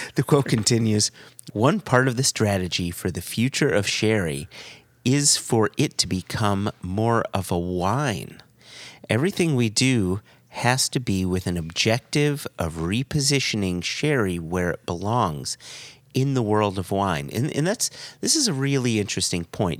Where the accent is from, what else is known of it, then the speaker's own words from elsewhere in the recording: United States; As an American